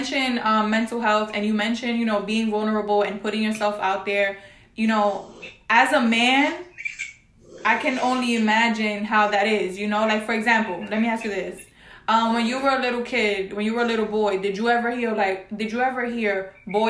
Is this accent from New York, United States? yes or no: yes; New York City, New York, United States; Because I'm from the Bronx. All right, I'm from the Bronx, New York.